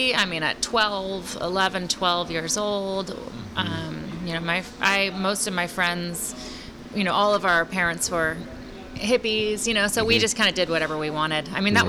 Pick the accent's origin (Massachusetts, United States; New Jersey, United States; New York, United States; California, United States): California, United States; Sonoma; So I grew up in Sonoma mostly, but then when my parents split up, you know, I would come back and forth.